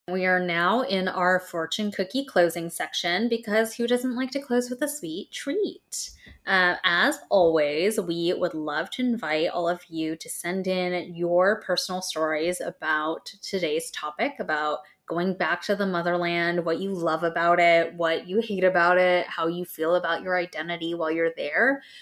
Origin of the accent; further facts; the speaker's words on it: Southern California, United States; … and I both grew up in Southern California